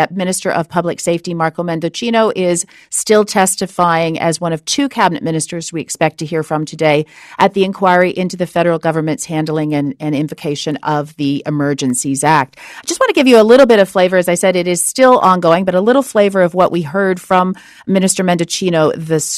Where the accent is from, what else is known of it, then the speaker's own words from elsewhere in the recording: Perth County, Ontario, Canada; I come from Perth County